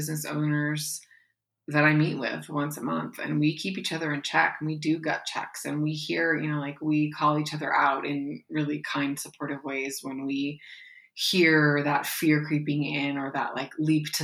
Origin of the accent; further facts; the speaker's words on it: Pacific Northwest, United States; now in Appalachia, United States; I'm from the Pacific Northwest, although I live in Appalachia now.